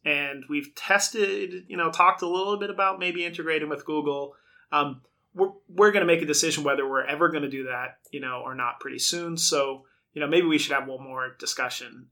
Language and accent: English; Brockton, Massachusetts, United States; I grew up in Brockton, Massachusetts